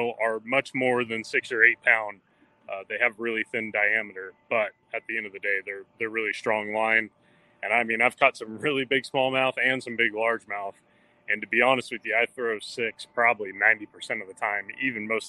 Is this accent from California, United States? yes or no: yes; California, United States; I grew up in California, throwing a lot of spinning reels out there